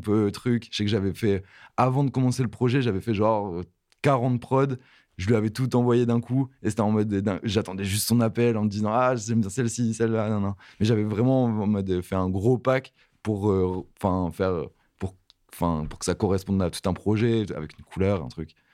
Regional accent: Halluin, Hauts-de-France, France; à côté de Lille, euh, vers euh, la ville c'est Aluin

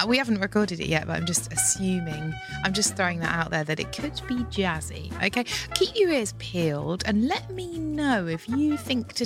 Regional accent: Broadstairs, South East England, United Kingdom; I'm kind of from Broadstairs

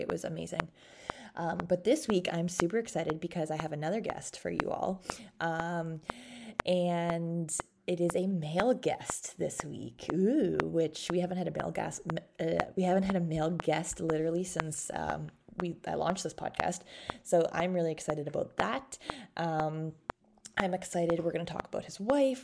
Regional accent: Canada; we're both from Canada

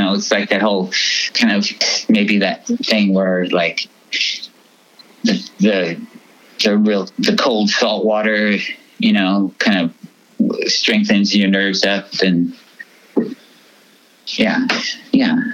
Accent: Fresno, California, United States; also born or lived in North Sydney, Australia / Philippines / San Luis Obispo, California; I was moving back from Philippines to Australia and then moved to Fresno

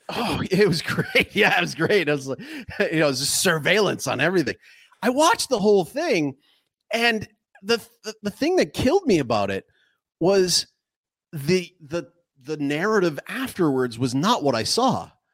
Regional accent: Canada; moved away as an adult; now in Paraguay; I reside in Paraguay, um, but I'm, I'm actually a Canadian citizen

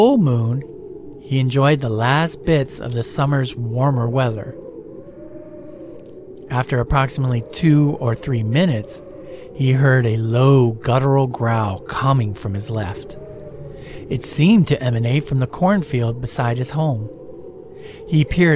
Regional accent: Stark County, Ohio, United States; now in Florida, United States; where I grew up in Stark County, Ohio

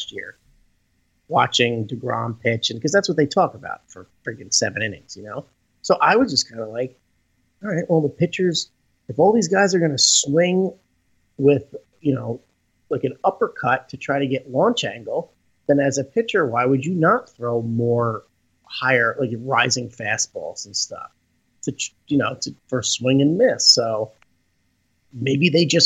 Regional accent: Rutherford, New Jersey, United States; I moved back to my hometown 2 years ago

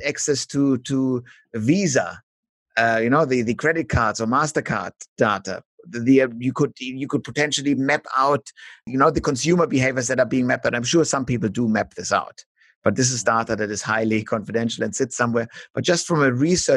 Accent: Germany; now in Melbourne, Australia; in Germany, for example, where we have, due to our ugly German history

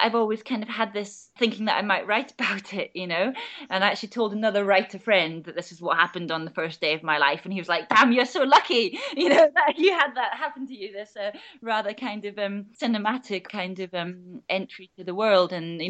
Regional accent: Orkney, Scotland, United Kingdom; moved away; also born or lived in London; I grew up on, it's a sort of medium-sized family sheep farm, which is now an organic farm. And it's an exposed kind of spot on the west coast of Orkney. So looking out to the Atlantic, sort of edged by cliffs and pretty constantly battered by the wind and the sea salt.

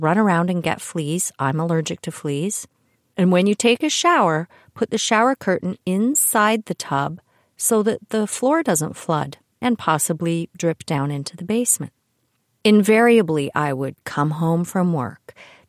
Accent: Toronto, Ontario, Canada; also born or lived in Kitchener; I was born in Toronto, but my father, Ted, was an up-and-coming banker back in the day, so we moved a lot because he would get transferred from one branch to another as his career evolved. Mostly in Toronto, sometimes Kitchener

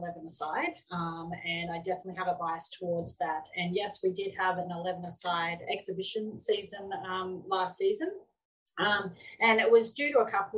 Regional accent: Queensland, Australia; I am from Queensland

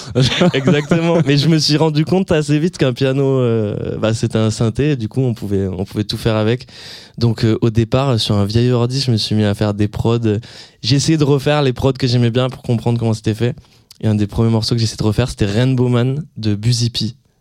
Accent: near Hossegor, Landes, Nouvelle-Aquitaine, France; moved away; je dis toujours que je suis de Osgor pour faire plus stylé, mais en fait, je suis dans un petit village à côté

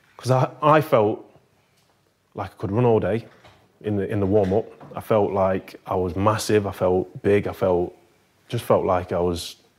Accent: Nottingham, East Midlands, United Kingdom; moved away as an adult; we're from Nottingham

